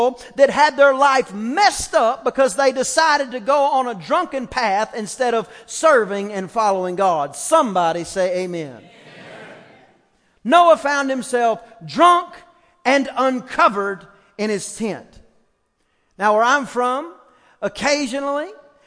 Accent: East Texas, United States; I'm from East Texas

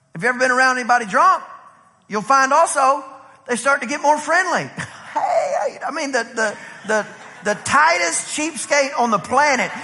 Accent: Texas, United States; we're from Texas

